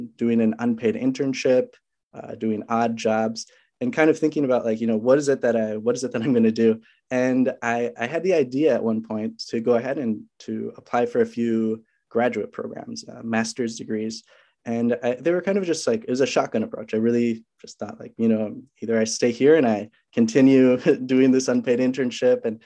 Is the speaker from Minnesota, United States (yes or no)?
yes; Minnesota, United States; also born or lived in Walla Walla, Washington; I'm from Minnesota